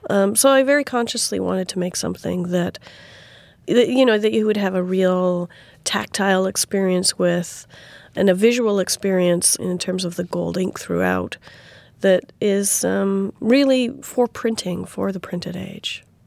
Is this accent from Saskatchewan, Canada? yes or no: yes; Saskatoon, Saskatchewan, Canada; my hometown of Saskatoon.